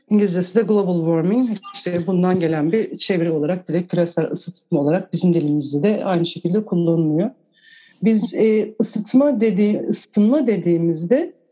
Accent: Turkey; Ben küçük bir şehirde büyüdüm. E, resmen doğa aşığı bir babanın çocuğuyum.

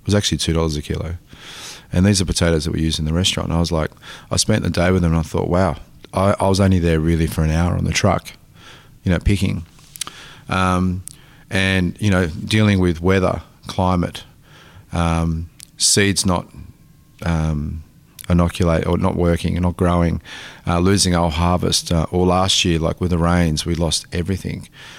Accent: Tasmania, Australia; I come from a family of farmers in Italy, like, and, you know, growing up in Tasmania, like, our backyard was like being in Naples.

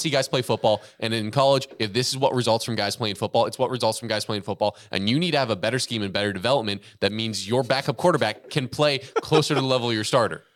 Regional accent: Texas, United States; growing up in Texas

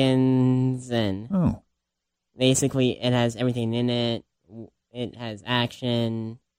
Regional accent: Cincinnati, Ohio, United States; I am from Orangeburg, Greenwich, in Cincinnati.

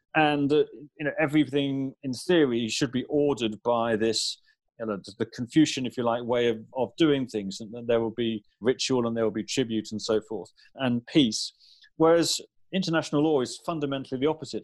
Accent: United Kingdom; coming as a Brit

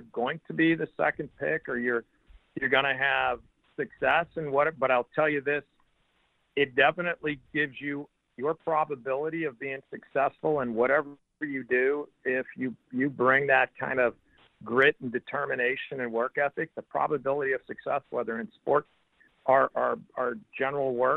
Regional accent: St. Louis, Missouri, United States; growing up in that part of town, it was, I would say, very much a middle class kind of neighborhood

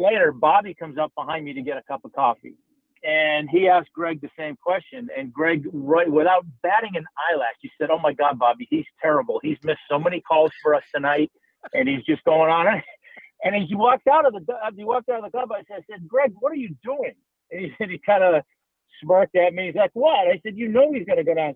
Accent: Boston, Massachusetts, United States; moved away; my friends that I grew up with back in Boston

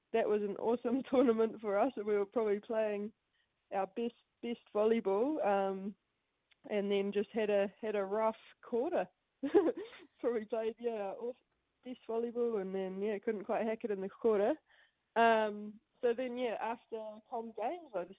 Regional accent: Matamata, Waikato, New Zealand; also born or lived in United States / Paris; I'm from Matamata, dairy farm family. So grew up with two older brothers

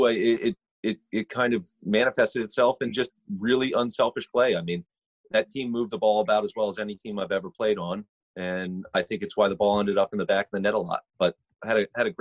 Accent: Jarrettsville, Maryland, United States; I was from Harford County, a town called Jarrettsville.

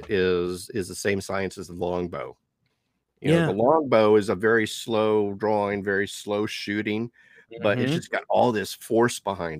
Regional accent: Canada; But being Canadian, you are part of the Commonwealth.

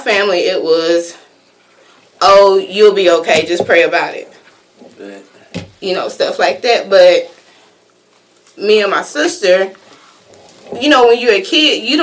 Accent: Florida, United States; I grew up in Florida

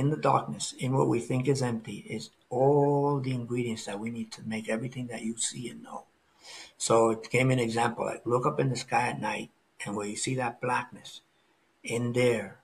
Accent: New York City, New York, United States; moved away; also born or lived in Florida; grew up in New York City. Then I lived in Florida

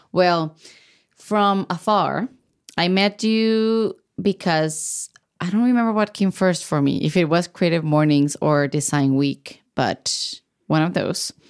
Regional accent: Baja California, Mexico; moved away as an adult; now in United States; I'm from Baja California, which is a border state with the U S

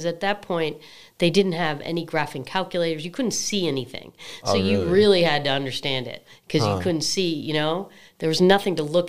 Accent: Massachusetts, United States; Yeah, I grew up outside of Boston, but I like it.

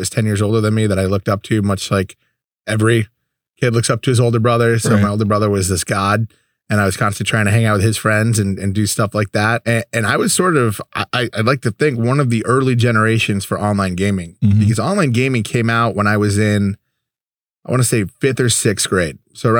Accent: Connecticut, United States; now in Dallas, United States; when I grew up in Connecticut, barbecue was like ribs, and it wasn't Texas barbecue. I can't even say it was barbecue now that I'm in Dallas

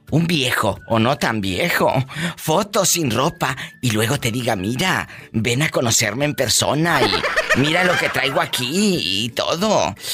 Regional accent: Los Algodones, Baja California, Mexico; Yo soy de LA, mi diva, LABC. En Baja California.

